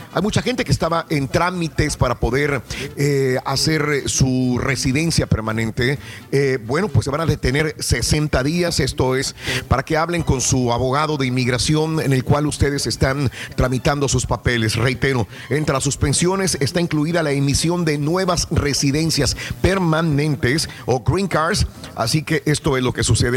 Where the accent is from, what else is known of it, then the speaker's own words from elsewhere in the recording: Mexico; now in United States; nosotros como mexicanos, eh, que la mayor parte de aquí somos mexicanos